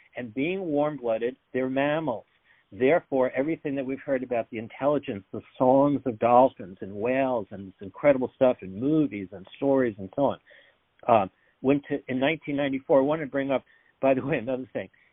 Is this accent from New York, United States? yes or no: yes; New York, United States; I'm from New York